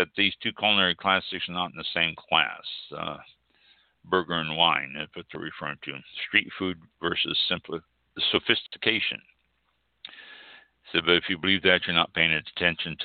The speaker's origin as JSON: {"language": "English", "town": "Kansas City", "region": "Missouri", "country": "United States", "said": "I am from Kansas City, and that's what I grew up on"}